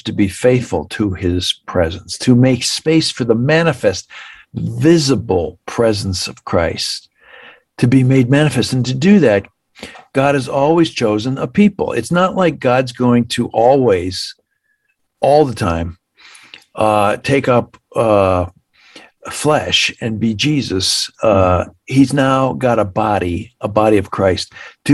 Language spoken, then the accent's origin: English; Canada; now in United States; I grew up in Canada